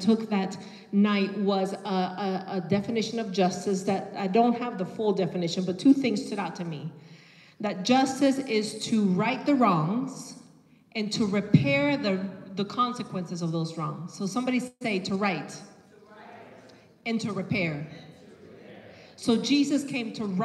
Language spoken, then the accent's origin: English; Nicaragua; moved away; I am from Nicaragua